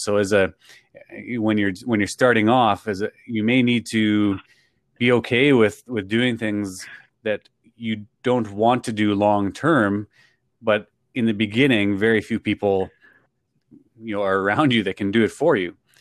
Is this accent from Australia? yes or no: no; Canada; I'm from Canada